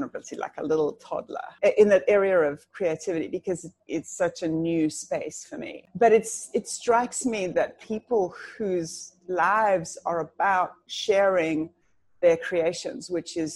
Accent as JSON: {"language": "English", "country": "South Africa", "said": "I'm actually South African, just listen to that yaw that sneaks out every now and then"}